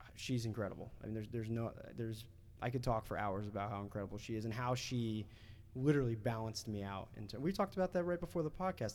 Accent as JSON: {"language": "English", "region": "New Jersey", "country": "United States", "tie": "born or raised there", "also_born_or_lived": "Washington, D.C.", "moved": "as an adult", "said": "I'm 18 years old and I'm this kid from New Jersey who's living in DC now"}